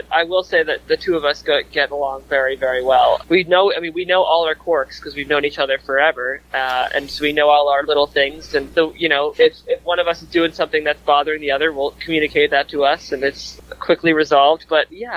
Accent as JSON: {"language": "English", "town": "New York City", "region": "New York", "country": "United States", "said": "I'm from Brooklyn"}